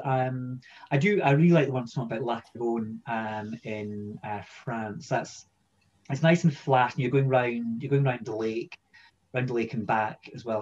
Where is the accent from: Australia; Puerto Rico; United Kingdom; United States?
United Kingdom; Edinburgh, Scotland; I'm from Edinburgh originally, and that's where I grew up.